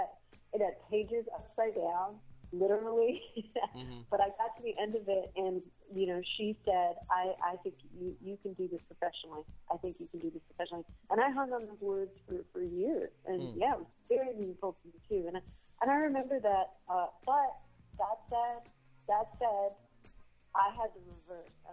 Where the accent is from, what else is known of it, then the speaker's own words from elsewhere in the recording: Los Angeles, California, United States; I grew up in Los Angeles. I grew up on the east side of Los Angeles